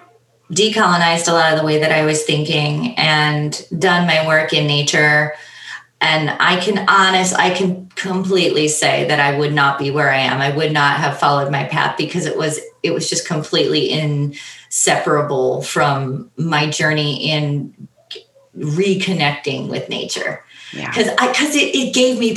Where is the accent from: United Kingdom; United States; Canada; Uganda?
United States; Northwest Indiana; now in Michigan, United States; We grew up in Northwest Indiana where it's right by the steel mills